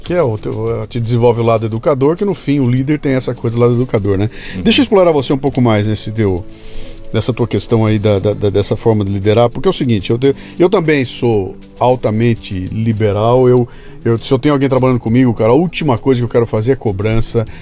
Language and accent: Portuguese; Bauru, São Paulo, Brazil; moved away; eu tinha uma coluna semanal no Jornal da Cidade de Bauru, na minha terra